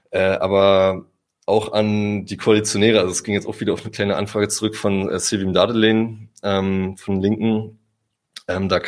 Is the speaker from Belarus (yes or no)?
no; Germany; also ich bin Deutscher, ich bin in Europa geboren